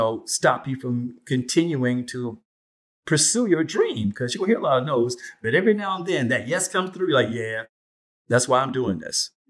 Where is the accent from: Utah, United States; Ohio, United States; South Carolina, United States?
South Carolina, United States; moved away as an adult; I was born and raised in South Carolina, and I practiced law there first for about 6 years before I moved up here.